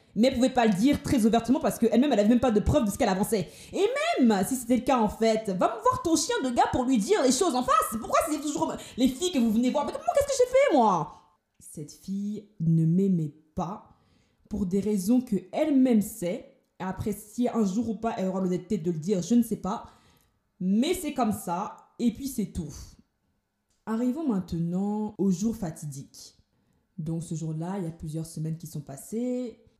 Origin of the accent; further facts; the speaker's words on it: Paris, Île-de-France, France; moved away as an adult; now in Toulouse, France; je viens de Paris, et j'ai décidé d'emménager sur Toulouse